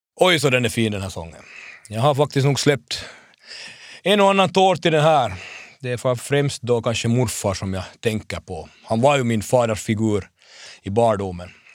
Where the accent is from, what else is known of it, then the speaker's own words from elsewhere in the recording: Hanko, Uusimaa, Finland; min hemstad